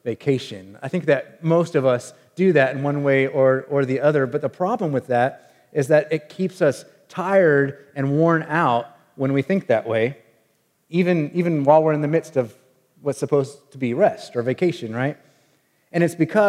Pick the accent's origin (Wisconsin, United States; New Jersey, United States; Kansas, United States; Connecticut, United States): Kansas, United States; Wichita; the house that I grew up in Wichita, Kansas